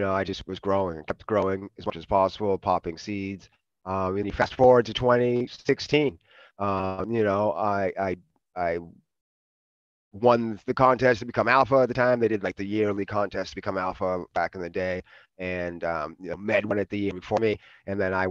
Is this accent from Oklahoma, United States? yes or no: no; Boston, Massachusetts, United States; moved away as an adult; also born or lived in New York / Oakland, California; grew up in Boston, so I was out in the Northeast.